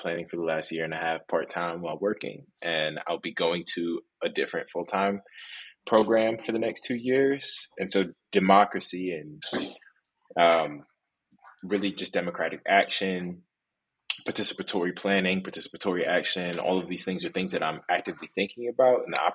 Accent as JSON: {"language": "English", "region": "New York", "country": "United States", "said": "I'm from New York. I'm from New York"}